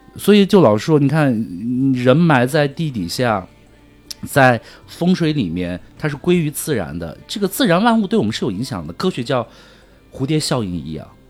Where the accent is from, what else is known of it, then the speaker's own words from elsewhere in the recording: Tibetan areas, China; 我从小不是在藏区长大